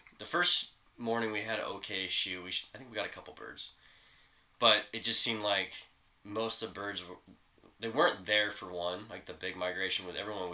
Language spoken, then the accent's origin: English; Western Montana, United States; moved away; I grew up in Western Montana